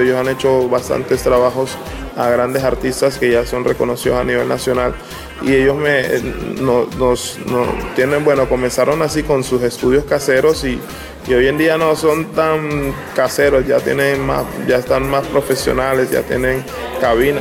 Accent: San Andrés, San Andrés and Providencia, Colombia; de San Andrés Isla

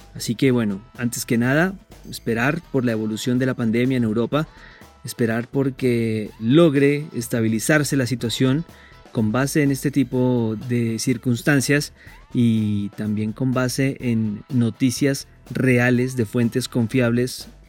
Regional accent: Colombia; a todos los colombianos

